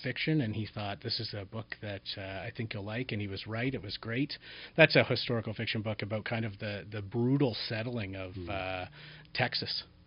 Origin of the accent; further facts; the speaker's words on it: Collingwood, Ontario, Canada; also born or lived in Niagara region; raised in a small town mm-hmm. in Southern Ontario called Collingwood